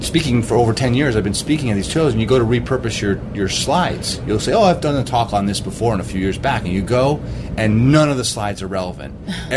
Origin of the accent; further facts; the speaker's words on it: Vermont, United States; also born or lived in Cape Cod, Massachusetts; I'm from Vermont